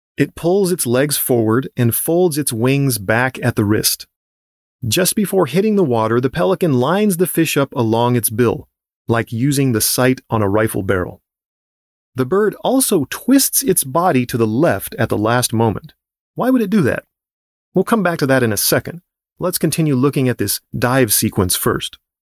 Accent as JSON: {"language": "English", "region": "Southern California", "country": "United States", "tie": "born or raised there", "said": "As a kid growing up in Southern California"}